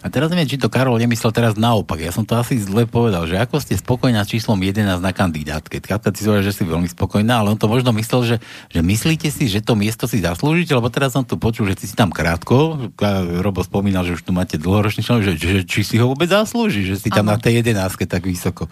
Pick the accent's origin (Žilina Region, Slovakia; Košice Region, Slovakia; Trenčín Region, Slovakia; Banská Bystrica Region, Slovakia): Košice Region, Slovakia; Rožňava; sám pochádzam z Rožňavy